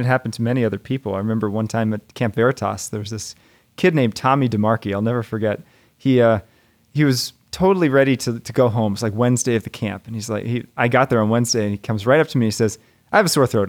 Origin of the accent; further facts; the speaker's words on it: United States; as an American